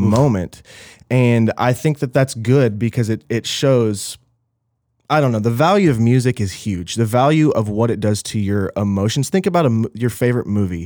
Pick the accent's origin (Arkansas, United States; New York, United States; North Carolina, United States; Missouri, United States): Arkansas, United States; Little Rock; moved away; I'm Little Rock, Arkansas